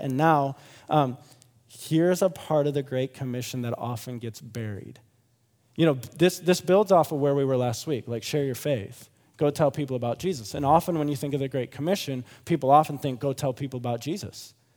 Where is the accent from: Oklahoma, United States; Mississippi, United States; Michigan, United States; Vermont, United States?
Michigan, United States; Grand Rapids; moved away; I'm from Grand Rapids, Michigan originally